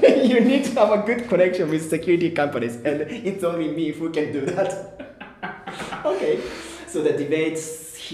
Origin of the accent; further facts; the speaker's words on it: Tokyo, Japan; English is a second language; moved away as an adult; also born or lived in Botswana; now in Kenya; I'm Japanese. I was born and raised in Tokyo.